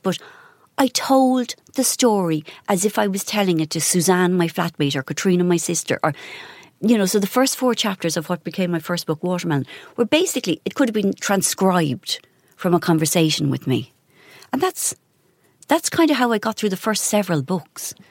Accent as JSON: {"language": "English", "country": "Ireland"}